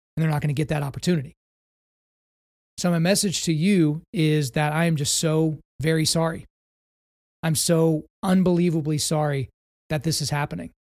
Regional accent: United States; As an American

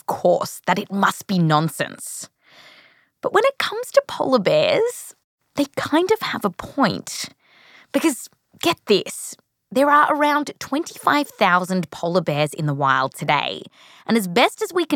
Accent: Australia; I come from Australia

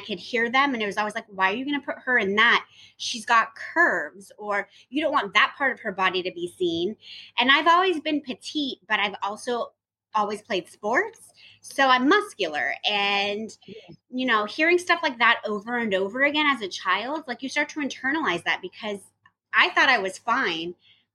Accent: Burbank, California, United States; I was born and raised in Burbank, California

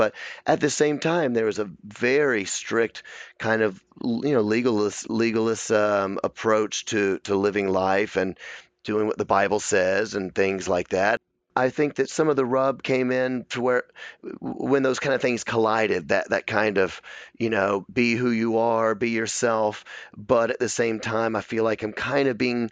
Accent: Memphis, Tennessee, United States; I was raised in a very kind of strict Memphis. I'm from Memphis, Tennessee

